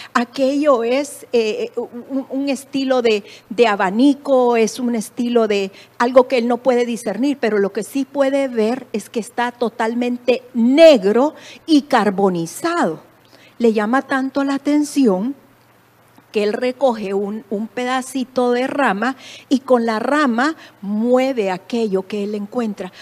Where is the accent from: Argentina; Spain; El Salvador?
El Salvador; moved away as an adult; En mi país